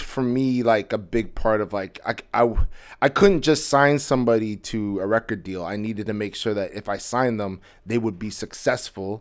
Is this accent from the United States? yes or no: no; Edmonton, Alberta, Canada; moved away as an adult; now in Toronto, Canada; I'm originally, like, I grew up in Edmonton